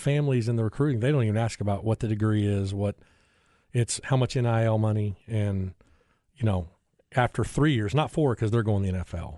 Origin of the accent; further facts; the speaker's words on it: South Bend, Indiana, United States; now in Austin, United States; I grew up in South Bend